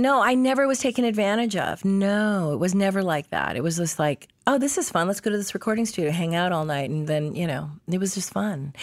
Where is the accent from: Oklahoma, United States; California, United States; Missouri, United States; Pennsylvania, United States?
California, United States; Los Angeles; also born or lived in Canada; I grew up free range in Hollywood.